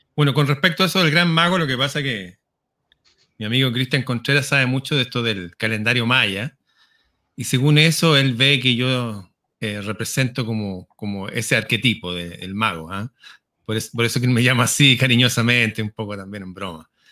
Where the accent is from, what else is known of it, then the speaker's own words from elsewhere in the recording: Chile; soy chileno, hablo como chileno